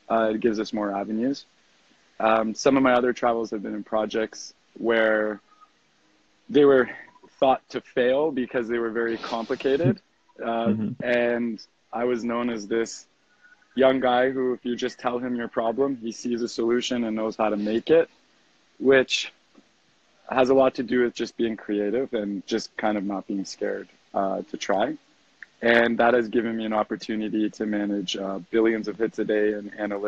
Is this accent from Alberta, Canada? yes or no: no; Toronto, Ontario, Canada; moved away as an adult; also born or lived in Victoria, British Columbia; now in Costa Rica; I grew up in Toronto